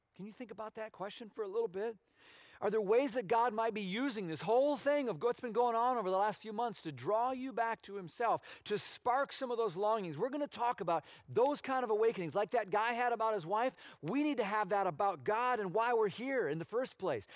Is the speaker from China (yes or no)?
no; Minnesota, United States; moved away as an adult; I grew up in Minnesota, as a lot of you know, um, on the water, but it was a lake